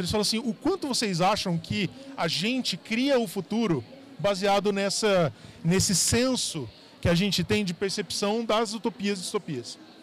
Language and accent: Portuguese; São José do Rio Preto, São Paulo, Brazil; also born or lived in Paraná; now in São Paulo, Brazil; Sou, sou, do interior de São Paulo, nasci lá em São José do Rio Preto